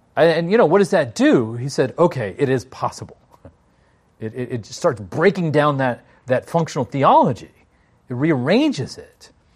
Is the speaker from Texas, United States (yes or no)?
no; Washington, District of Columbia, United States; I'm from Washington, D C.